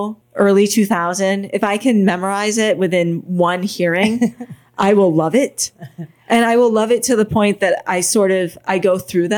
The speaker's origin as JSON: {"language": "English", "region": "Massachusetts", "country": "United States", "also_born_or_lived": "Los Angeles", "moved": "as an adult", "lives_now": "Savannah, United States", "said": "I'm from Massachusetts"}